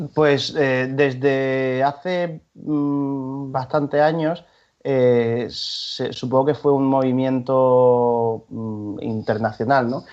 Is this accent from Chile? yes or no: no; Granada, Andalusia, Spain; now in Valencia, Spain; yo soy de Granada